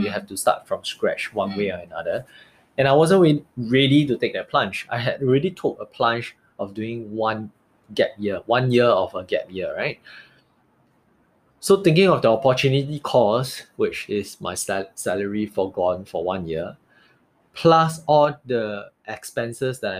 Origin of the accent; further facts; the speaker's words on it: Singapore; moved away as an adult; also born or lived in London; Being a Singaporean in London